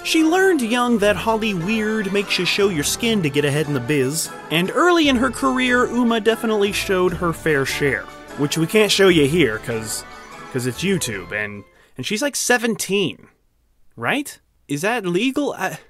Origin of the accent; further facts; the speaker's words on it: San Antonio, Texas, United States; This 80s teen comedy was filmed in my hometown, San Antonio, Tejas.